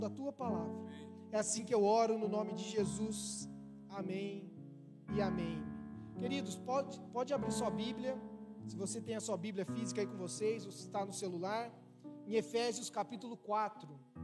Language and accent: Portuguese; São Paulo, Brazil; eu sou de São Paulo, eu torço pra um time de lá